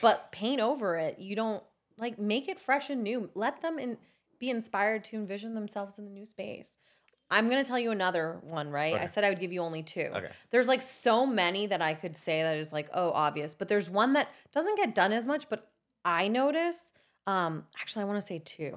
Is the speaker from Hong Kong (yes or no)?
no; Spain; now in United States; I was born in Spain